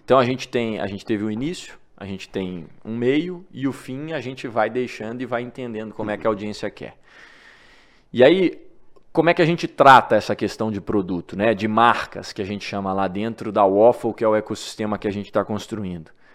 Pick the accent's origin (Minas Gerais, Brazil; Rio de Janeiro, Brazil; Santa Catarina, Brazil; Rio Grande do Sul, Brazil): Minas Gerais, Brazil; Divinópolis; moved away as an adult; now in São Paulo, Brazil; sou de Divinópolis, Minas Gerais, e me mudei para São Paulo quando comecei esse projeto